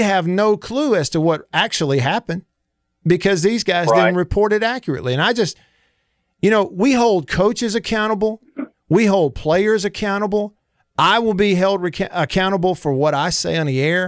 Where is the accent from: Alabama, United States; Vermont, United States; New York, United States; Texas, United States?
Alabama, United States; I grew up born and raised in Alabama